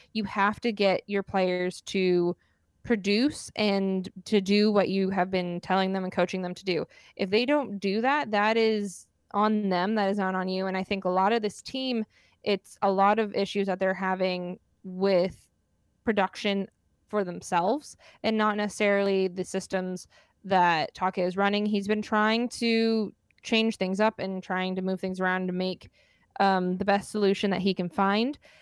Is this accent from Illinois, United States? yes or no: no; Arizona, United States; born and raised in Arizona